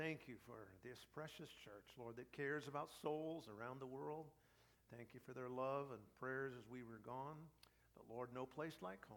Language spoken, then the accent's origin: English; United States; I'm a pastor from America, preaching here